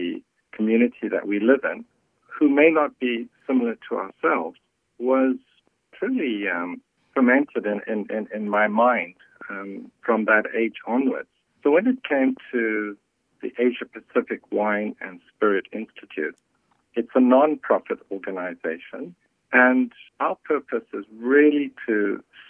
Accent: South Africa; moved away; I was born in Africa and grew up during a period when there was apartheid and races were segregated

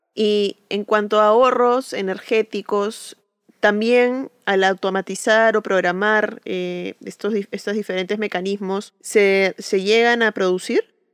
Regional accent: Peru; soy arquitecta peruana

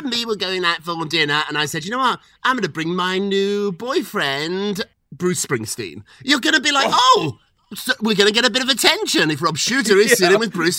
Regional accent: United Kingdom; as a Brit myself, I can tell you the NBA is very foreign to English people, to British people. We don't have anything like this in Britain.

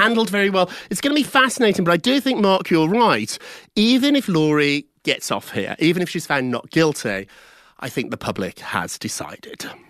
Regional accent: United Kingdom; I'm British

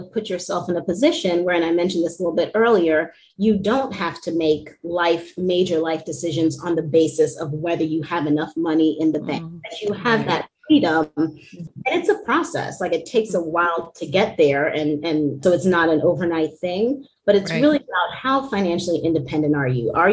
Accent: New York, United States; I'm born and bred in New York

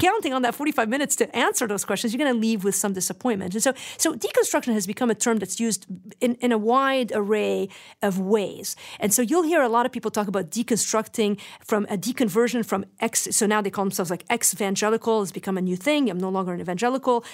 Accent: Lebanon; moved away; remember growing up in Lebanon

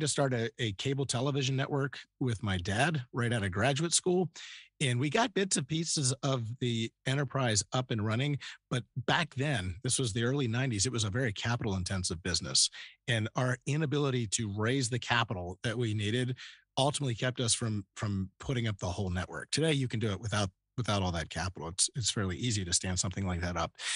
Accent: Northern Virginia, United States; moved away as an adult; also born or lived in Youngstown, Ohio / Columbus, Ohio / Philadelphia suburbs / Indiana; now in Austin, United States; Northern Virginia was where I grew up from first grade on.

